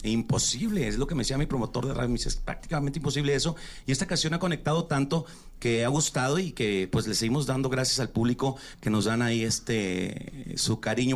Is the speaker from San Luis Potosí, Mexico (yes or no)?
no; Chihuahua, Mexico; Yo soy de Chihuahua